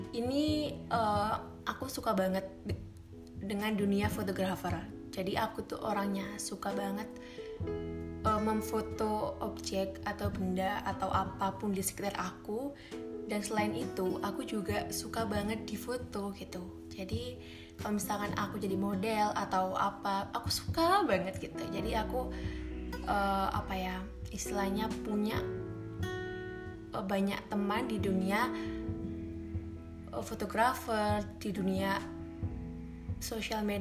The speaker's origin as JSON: {"language": "Indonesian", "town": "Malang", "region": "East Java", "country": "Indonesia", "said": "dan aku berasal dari Malang gitu"}